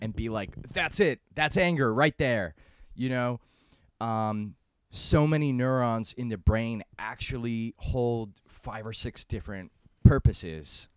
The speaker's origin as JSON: {"language": "English", "town": "New York City", "region": "New York", "country": "United States", "said": "I'm from New York City"}